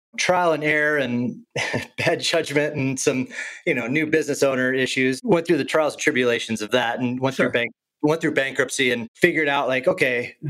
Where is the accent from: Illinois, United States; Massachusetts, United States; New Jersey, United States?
Illinois, United States; also born or lived in Boulder; now in San Diego, United States; I grew up in Illinois